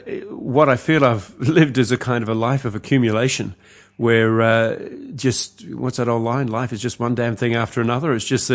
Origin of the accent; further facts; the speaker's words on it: Sri Lanka; because I was born in Sri Lanka, as it turns out, and spent early years there